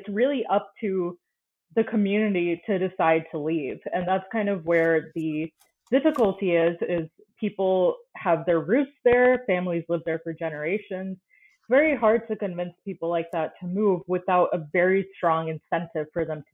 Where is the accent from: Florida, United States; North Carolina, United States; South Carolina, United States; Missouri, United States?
Florida, United States; I grew up in Florida